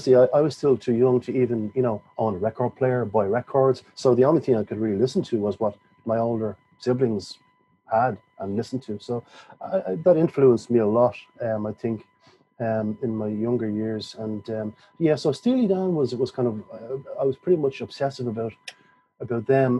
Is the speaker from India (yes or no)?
no; Dublin, Leinster, Ireland; I was born in 1968 in Dublin. Very much a working class family background